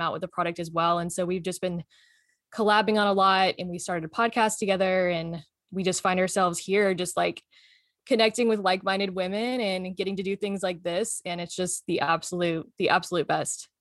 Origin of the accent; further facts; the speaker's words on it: Texas, United States; now in Maui, United States; I was born and raised also in Texas, you know, where Fallon's from, but I found my way over to the islands of Hawaii. So I live on Maui now